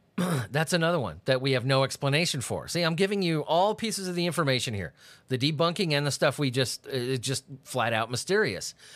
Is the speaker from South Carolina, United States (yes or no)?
no; San Diego, California, United States; I grew up in San Diego